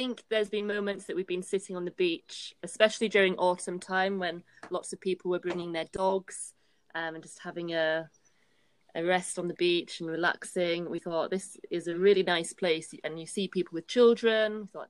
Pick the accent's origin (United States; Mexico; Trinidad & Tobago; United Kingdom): United Kingdom; Yorkshire and the Humber; moved away as an adult; now in Marbella, Spain; growing up in Yorkshire